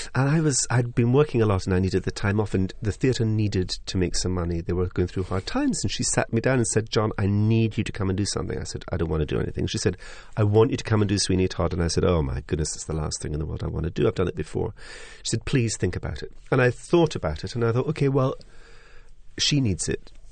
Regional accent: Highlands of Scotland, United Kingdom; I come from the Highlands of Scotland, where I'm used to a Cayley tradition. I'm used to people sitting in the front room making music. I was brought up with a piano in the room.

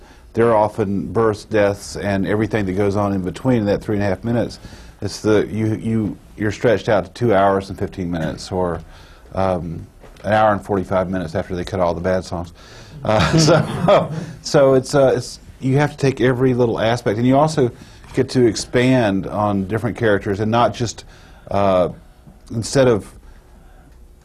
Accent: Durham, North Carolina, United States; moved away as an adult; now in Nashville, United States; I'm originally from Durham, North Carolina

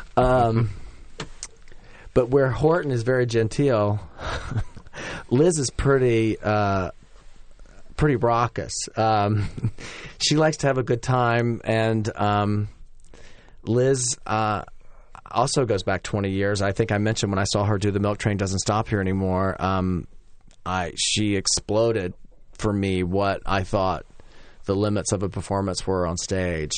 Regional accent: Winston-Salem, North Carolina, United States; moved away as an adult; also born or lived in Cambridge, Massachusetts; my hometown of Winston-Salem, North Carolina

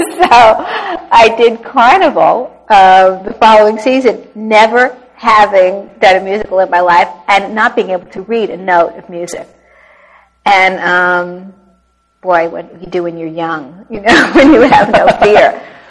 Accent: New York, United States; I was born in New York, and I was exposed to theater at a very early age uh, my father always took me into Manhattan for my birthday

